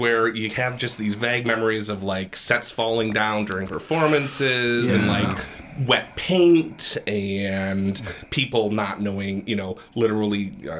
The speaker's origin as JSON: {"language": "English", "town": "Grand Rapids", "region": "Michigan", "country": "United States", "tie": "born or raised there", "also_born_or_lived": "Boston", "said": "Born and raised in Grand Rapids, in the Heritage Hill area, and went to college in Boston at Emerson College."}